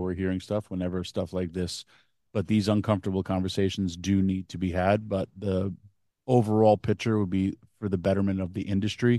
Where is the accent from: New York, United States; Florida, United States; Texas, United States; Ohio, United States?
New York, United States; Yonkers; in my hometown